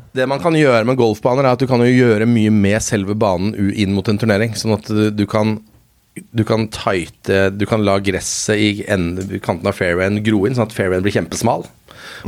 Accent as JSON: {"language": "Norwegian", "area": "Lommedalen", "region": "Akershus", "country": "Norway", "tie": "born or raised there", "said": "jeg er fra, jeg er fra Lommedalen"}